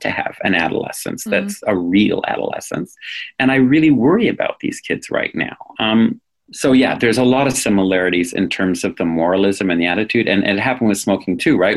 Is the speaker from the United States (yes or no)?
yes; New England, United States; I come from New England.